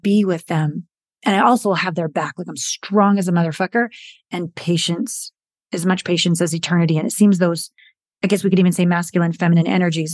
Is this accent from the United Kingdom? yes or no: no; British Columbia, Canada; moved away as an adult; also born or lived in Hollywood / Japan / New York; I'm Canadian, small town Canadian girl from British Columbia